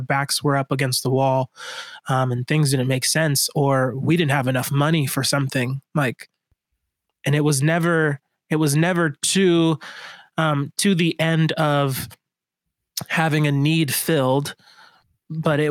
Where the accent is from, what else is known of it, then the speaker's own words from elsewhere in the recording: Miami, Florida, United States; I grew up in Miami